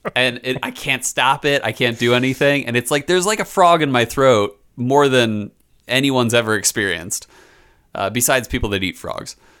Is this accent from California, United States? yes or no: no; Philadelphia, Pennsylvania, United States; I grew up in Philly